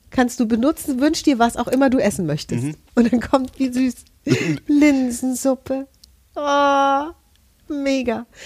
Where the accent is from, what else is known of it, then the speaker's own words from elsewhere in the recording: Hesse, Germany; Also ich bin aus Hessen, wir haben einen ganzen Katalog voll Direktbeleidigungen.